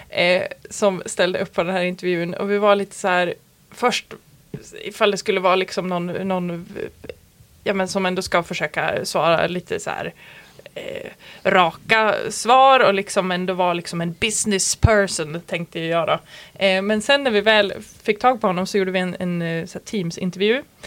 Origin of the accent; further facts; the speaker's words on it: Malung, Dalarna County, Sweden; Jag kommer ju från Malung